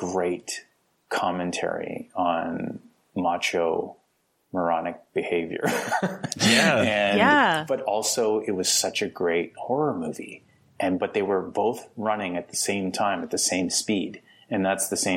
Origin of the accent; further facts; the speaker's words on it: Alberta, Canada; moved away as an adult; also born or lived in Toronto; I'm some kid from Alberta, Canada